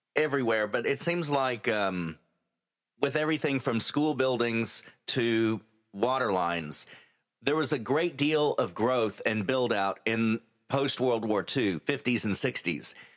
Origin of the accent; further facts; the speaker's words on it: San Angelo, Texas, United States; now in Midland, United States; my hometown, my original hometown of San Angelo